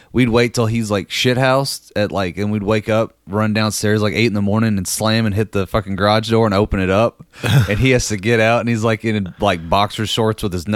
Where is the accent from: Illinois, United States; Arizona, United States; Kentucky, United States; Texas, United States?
Kentucky, United States; Danville; moved away; also born or lived in Lexington, Kentucky; my hometown of Danville